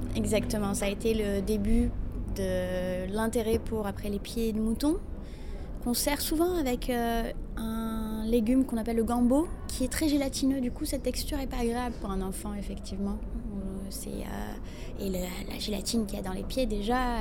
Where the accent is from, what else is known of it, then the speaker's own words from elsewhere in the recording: Morocco; Chez nous, au Maroc